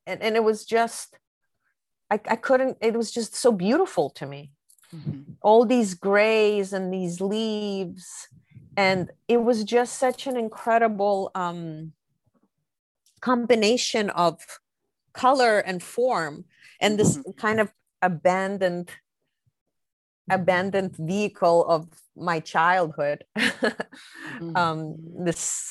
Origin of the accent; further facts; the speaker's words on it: New York City, New York, United States; a dear friend that I grew up with in Brooklyn